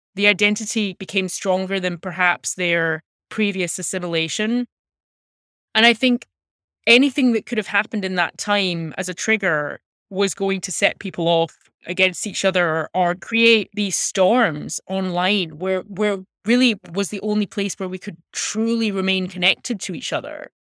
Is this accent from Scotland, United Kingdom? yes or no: yes; Glasgow, Scotland, United Kingdom; moved away as an adult; now in United States; I was born and raised in Glasgow